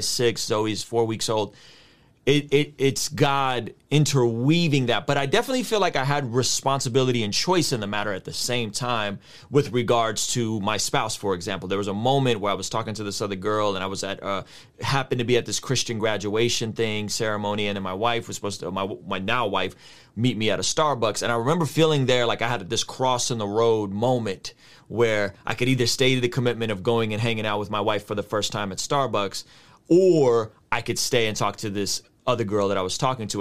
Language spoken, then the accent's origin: English; San Diego, California, United States; also born or lived in Azerbaijan; I grew up in San Diego